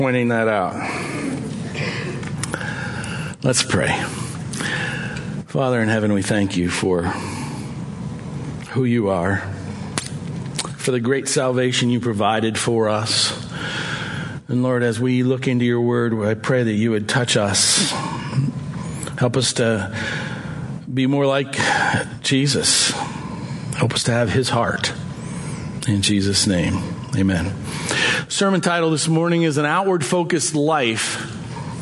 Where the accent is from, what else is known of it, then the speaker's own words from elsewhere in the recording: Corry, Pennsylvania, United States; moved away as an adult; also born or lived in St. Paul, Minnesota / Conway, Pennsylvania / Oil City, Pennsylvania / Belle Vernon, Pennsylvania; now in Erie, United States; Debbie and I are locals. We're both from Cory